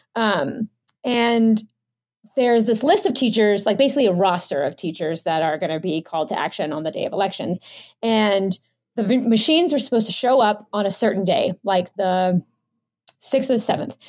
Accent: United States; I'm a Filipino American

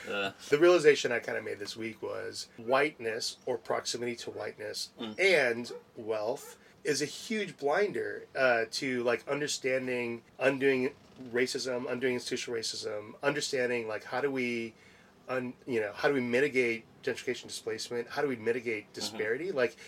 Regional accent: Wisconsin, United States; I came from Wisconsin, so anything outside of Wisconsin was

